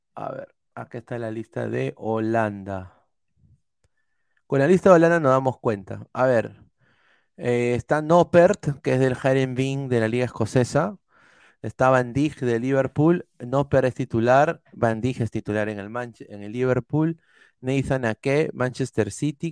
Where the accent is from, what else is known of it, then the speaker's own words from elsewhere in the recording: Peru; somos peruanos